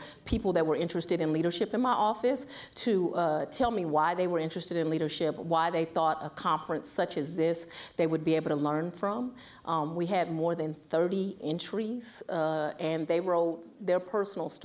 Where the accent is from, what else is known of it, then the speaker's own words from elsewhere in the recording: Washington, District of Columbia, United States; moved away; I'm from the Washington, D.C. area